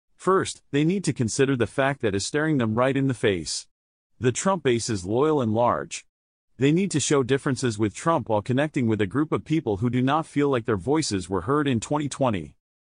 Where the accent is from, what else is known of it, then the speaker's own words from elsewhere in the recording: New Jersey, United States; We are all from New Jersey.